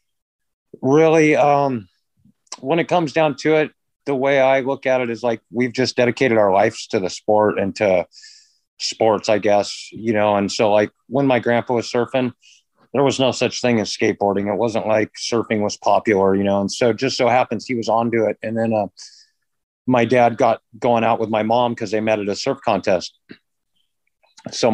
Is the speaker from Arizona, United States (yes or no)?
no; San Clemente, California, United States; moved away as an adult; also born or lived in Capistrano Beach, California / San Juan Capistrano, California; now in Hawaii, United States; I was born in San Clemente General Hospital and grew up in San Clemente and Capo Beach